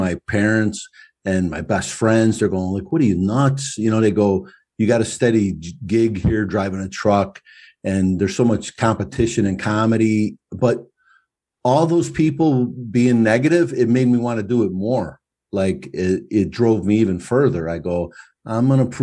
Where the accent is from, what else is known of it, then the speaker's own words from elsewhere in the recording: United States; also born or lived in Brooklyn, New York / Chicago, Illinois; I lived in Brooklyn. I grew up in between there and Chicago